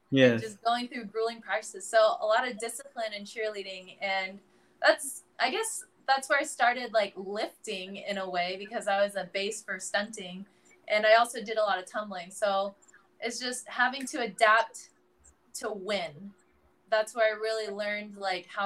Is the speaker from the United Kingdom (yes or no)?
no; Philippines; I can I can confirm right here, everyone, that I am full Filipino.